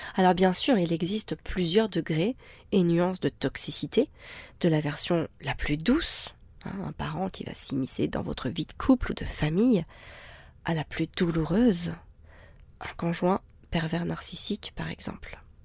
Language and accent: French; France; en tant que Français